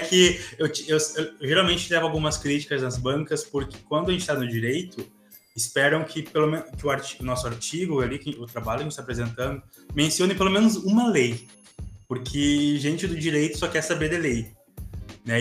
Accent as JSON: {"language": "Portuguese", "town": "Santa Maria", "region": "Rio Grande do Sul", "country": "Brazil", "said": "eu sou aqui de Santa Maria, Rio Grande do Sul"}